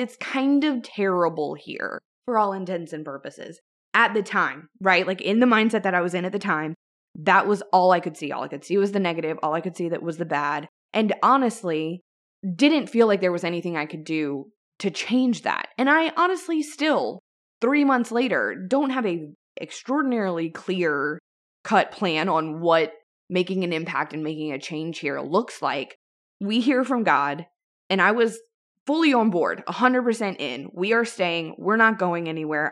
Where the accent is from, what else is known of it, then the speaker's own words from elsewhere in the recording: Louisiana, United States; my home state of Louisiana.